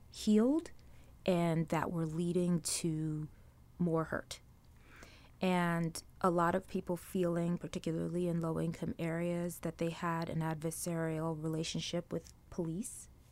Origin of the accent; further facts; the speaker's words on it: New York City, New York, United States; also born or lived in Trinidad; where I grew up in Brooklyn